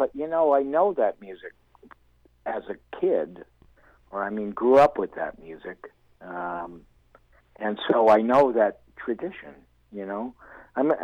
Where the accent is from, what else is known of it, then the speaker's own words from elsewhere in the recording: Los Angeles, California, United States; I grew up in North Hollywood